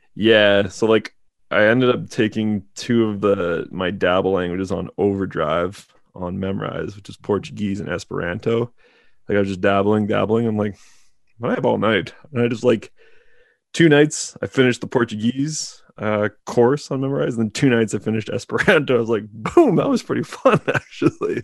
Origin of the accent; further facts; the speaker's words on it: Canada; being Canadian